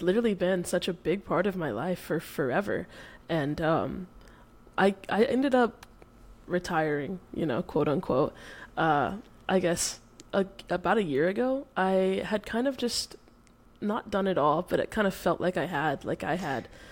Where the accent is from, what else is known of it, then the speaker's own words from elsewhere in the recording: Dallas, Texas, United States; moved away as an adult; now in Oregon, United States; I'm born and raised in Dallas. Uh, I had never really left uh, up until literally, I guess, three weeks ago